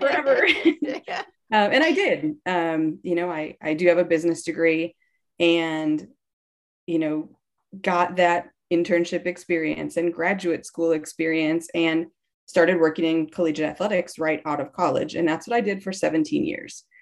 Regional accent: Wisconsin, United States; I grew up in Wisconsin

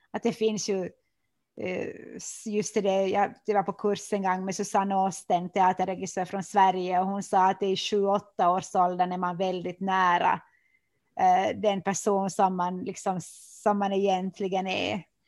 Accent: Oravais, Ostrobothnia, Finland; now in Vörå, Finland; jag är ju född i Kim och, och har bott där

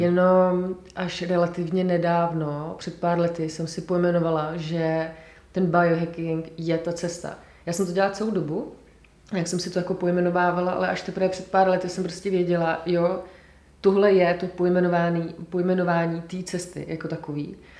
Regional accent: Czechia; also born or lived in Scotland; já jsem vlastně velmi hrdá na to, že jsem Češka

